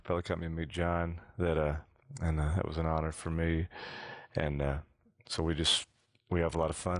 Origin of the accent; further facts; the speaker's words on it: Grant, Alabama, United States; I'm from Grant, Alabama